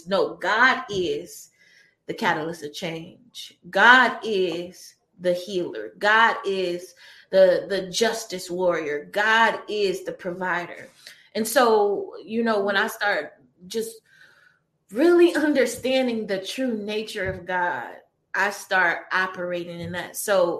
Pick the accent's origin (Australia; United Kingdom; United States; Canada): United States; Detroit, Michigan; now in Santa Monica, United States; when I tell people that I came from Detroit and I moved to Santa Monica, California, one of the most beautiful places in the world, right off the beach